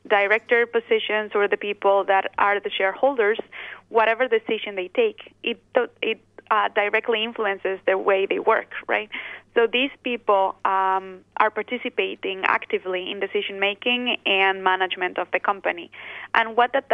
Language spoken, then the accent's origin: English; Basque Country, Spain; I am originally from the Basque Country